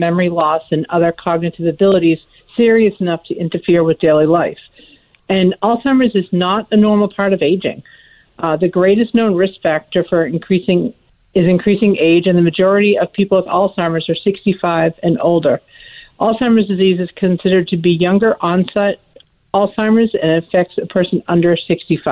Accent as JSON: {"language": "English", "town": "Boston", "region": "Massachusetts", "country": "United States", "moved": "yes", "lives_now": "Oregon, United States", "said": "I'm from the Boston area, and I moved out here"}